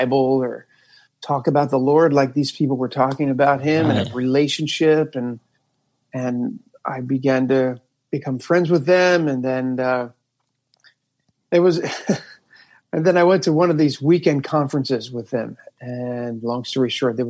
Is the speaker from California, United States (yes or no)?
no; Camden, New Jersey, United States; born or raised there